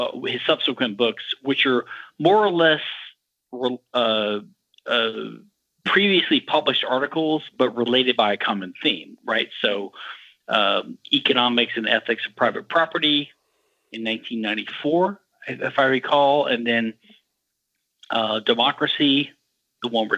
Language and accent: English; Louisiana, United States; moved away as an adult; also born or lived in Houston, Texas / Philadelphia, Pennsylvania; I'm from Louisiana.